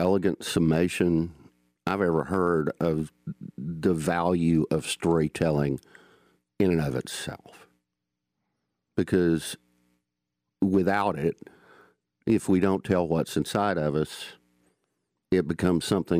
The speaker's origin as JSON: {"language": "English", "region": "the South", "country": "United States", "accent": "Southern mountain twang", "moved": "as an adult"}